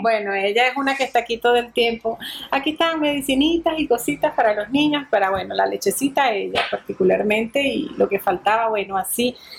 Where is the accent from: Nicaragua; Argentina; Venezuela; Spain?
Venezuela; moved away as an adult; now in Rome, Italy; la patrona nuestra de Venezuela